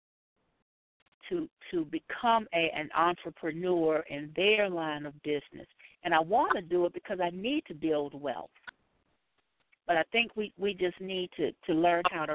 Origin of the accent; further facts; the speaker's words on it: South Carolina, United States; I'm from South Carolina